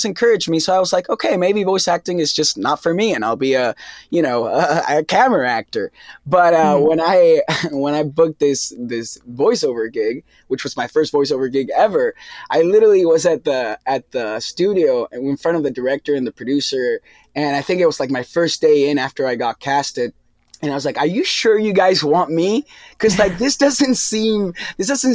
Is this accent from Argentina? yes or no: yes; Argentina; English is a second language; moved away as an adult; also born or lived in New York; now in Los Angeles, United States; I came out from Argentina to LA to study acting